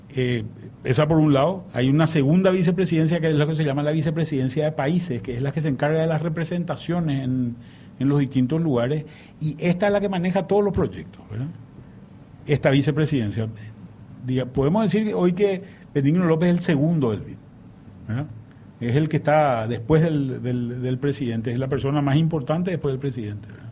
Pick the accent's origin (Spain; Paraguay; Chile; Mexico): Paraguay; somos 7 millones de paraguayos, o más de 7 millones de paraguayos